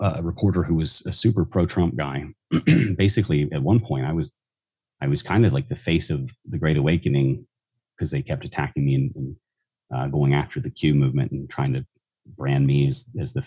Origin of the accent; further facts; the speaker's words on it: the South, United States; I was raised in the South